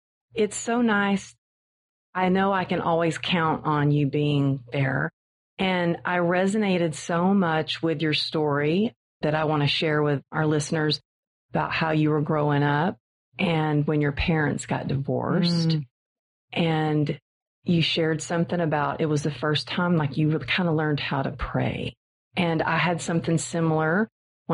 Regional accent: Texas, United States; I kind of always felt different growing up in Texas because it's the Bible Belt

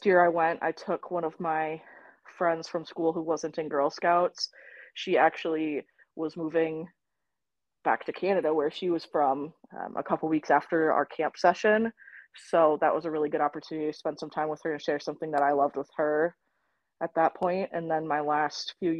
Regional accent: Rochester, Minnesota, United States; moved away as an adult; also born or lived in Iowa; I grew up in Rochester, Minnesota, and I did day camps there

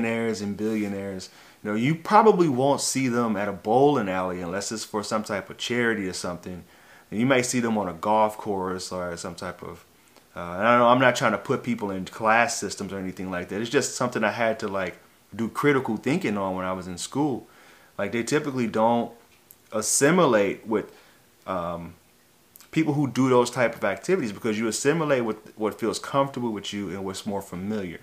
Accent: St. Louis, Missouri, United States; I grew up in St. Louis, Missouri

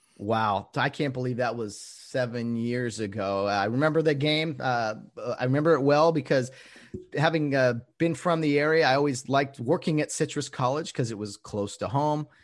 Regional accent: Glendora, California, United States; here in Glendora, California. I call it here because that's where I'm from, my hometown

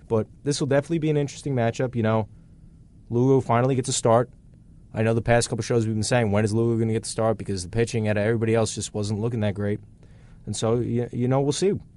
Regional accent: New York, United States; as a New Yorker

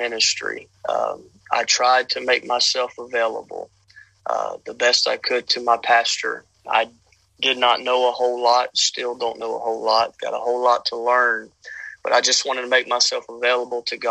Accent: Louisiana, United States; moved away as an adult; now in Odessa, United States; I'm originally from Louisiana, born and raised

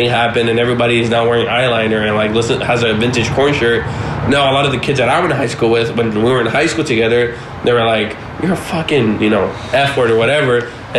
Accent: Los Angeles, California, United States; I grew up in South Central

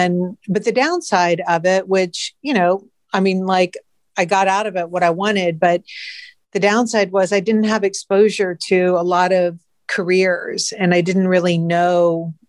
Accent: St. Simons Island, Georgia, United States; moved away; I'm from St. Simons Island.

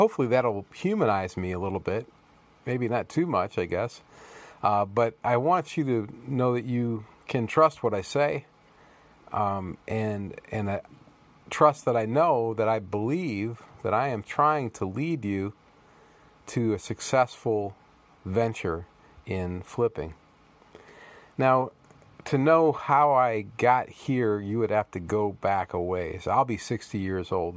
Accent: Toledo, Ohio, United States; I was raised in Toledo, Ohio

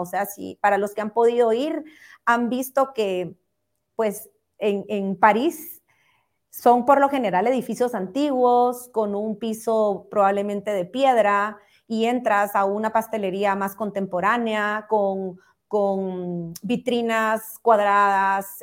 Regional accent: Guatemala; todos como guatemaltecos

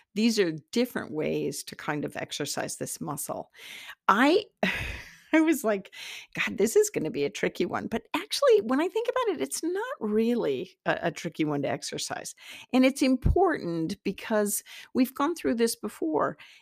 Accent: Iowa, United States; I'm from Iowa, the Iowa soil

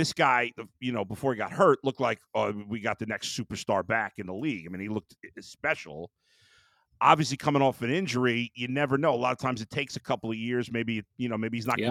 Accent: New York, United States; moved away; I grew up in New York

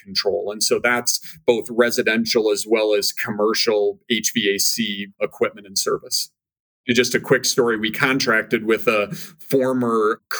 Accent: Minnesota, United States; moved away as an adult; I born and raised in Minnesota

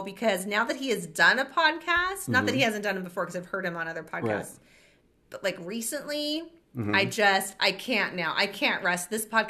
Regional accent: Colton, United States; I grew up in Colton.

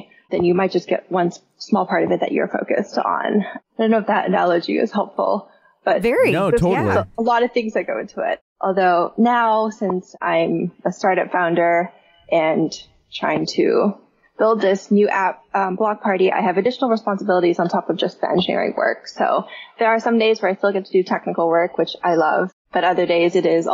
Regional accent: Mountain View, California, United States; I grew up in the Bay Area, which is home of all of these different software companies. Like, my high school was in Mountain View

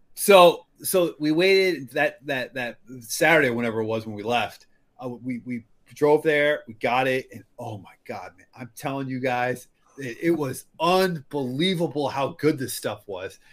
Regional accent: Iowa, United States; I'm from Iowa, and like the pig pigs here are a huge thing

